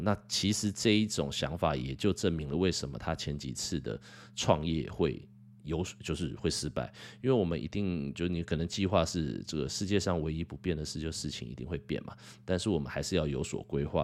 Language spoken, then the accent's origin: Chinese; Taiwan; 我很庆幸我是生在台湾啦